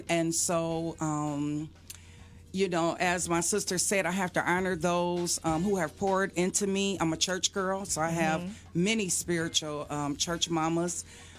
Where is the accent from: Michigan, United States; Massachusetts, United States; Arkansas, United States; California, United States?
Michigan, United States; Detroit; being born and raised in Detroit and still living in Detroit.